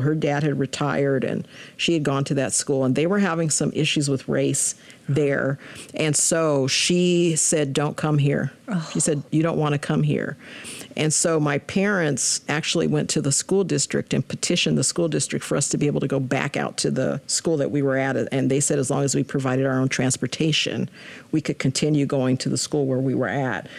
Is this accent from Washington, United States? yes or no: yes; Spokane, Washington, United States; Spokane is home It has always felt like home